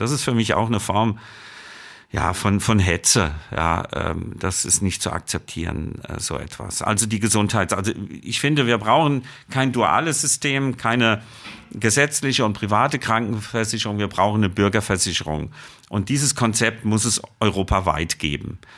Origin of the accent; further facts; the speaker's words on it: Germany; bei uns in Deutschland